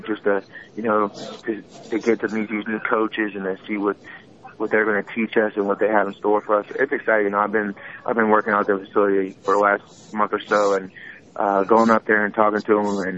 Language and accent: English; Pittsburgh, Pennsylvania, United States; I grew up in Pittsburgh